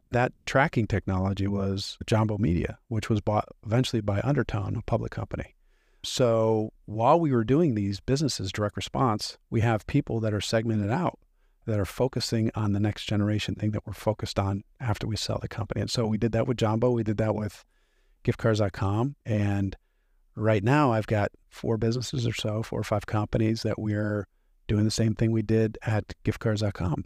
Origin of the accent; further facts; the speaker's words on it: Hershey, Pennsylvania, United States; I grew up in Milton Hershey School, which is a school for kids from broken homes, sort of like an orphanage